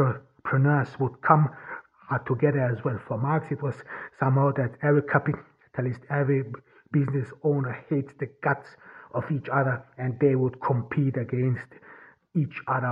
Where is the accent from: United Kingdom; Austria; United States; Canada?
Austria; first language German; English is a second language; Austria, my home country